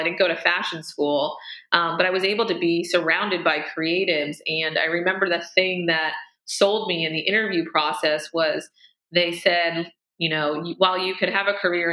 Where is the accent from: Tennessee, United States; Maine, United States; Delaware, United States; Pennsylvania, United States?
Pennsylvania, United States; Amish-influenced community; moved away as an adult; also born or lived in Pittsburgh; now in New York City, United States; growing up, you know, 90 miles, you know, 2 hours outside of New York City, I was always just mesmerized by the opportunity and the energy of the city, especially growing up in a community that is influenced by, you know, Amish.